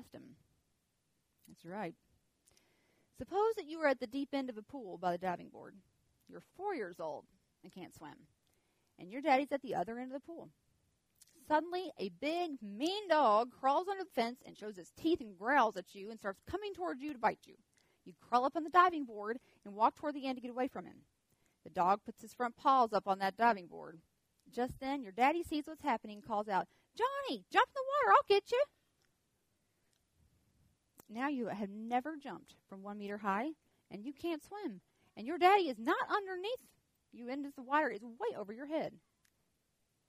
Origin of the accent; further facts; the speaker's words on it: the South, United States; accent: southern; my southern accent